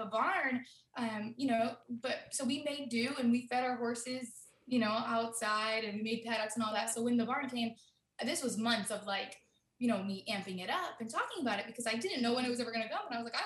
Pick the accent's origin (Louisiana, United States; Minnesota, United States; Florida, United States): Florida, United States; I've actually born and raised in Florida. Okay. Like, I'm a Florida girl, but my family, like, they're from Jersey